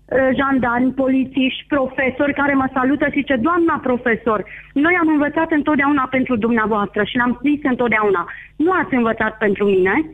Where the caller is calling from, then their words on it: Bistrița, Bistrița-Năsăud, Romania; de la Bistrița.